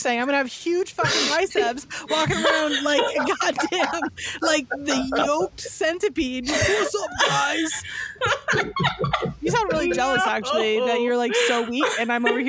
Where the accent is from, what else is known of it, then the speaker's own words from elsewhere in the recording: San Francisco Bay Area, California, United States; Because I'm from the Bay Area, I grew up going to the Winchester Mystery House.